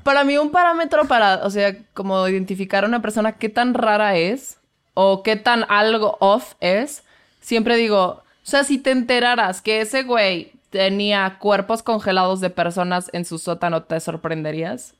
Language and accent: Spanish; Querétaro, Mexico; Querétaro, de donde soy yo